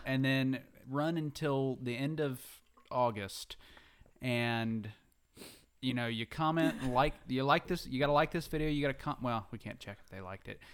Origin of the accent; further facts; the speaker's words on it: the South, United States; we're from the South, so we have slang